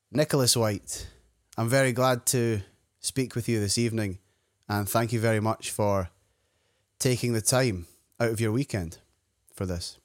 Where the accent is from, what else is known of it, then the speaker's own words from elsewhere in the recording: Scotland, United Kingdom; my own experience growing up in Scotland